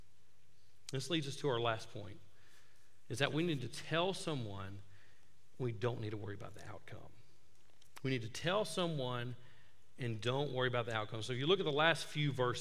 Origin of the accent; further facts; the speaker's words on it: Tuscaloosa, Alabama, United States; moved away; I'm from Tuscaloosa, grew up there